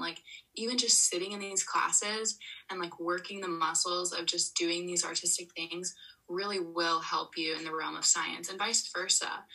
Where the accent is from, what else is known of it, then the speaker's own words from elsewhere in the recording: Florida, United States; moved away as an adult; I grew up in Florida all the way till when I was 18